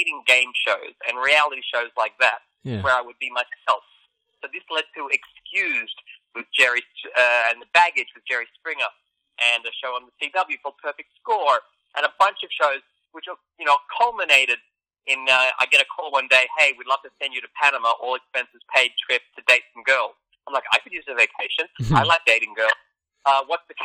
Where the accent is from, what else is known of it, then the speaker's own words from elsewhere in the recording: Australia; moved away as an adult; now in Los Angeles, United States; I'm from Australia. I grew up in Australia, 28 years in Australia